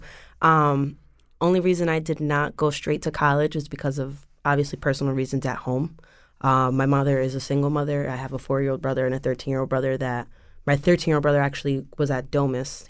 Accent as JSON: {"language": "English", "town": "West Haven", "region": "Connecticut", "country": "United States", "tie": "born or raised there", "said": "I am originally from West Haven. I grew up in West Haven with my mom and my little brothers"}